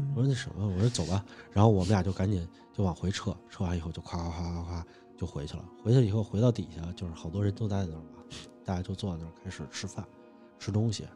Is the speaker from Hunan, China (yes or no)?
yes; Hunan, China; 在我们湖南那边的话，蛇这种东西的话，其实在那边的话，就是因为潮湿，蛇是很多的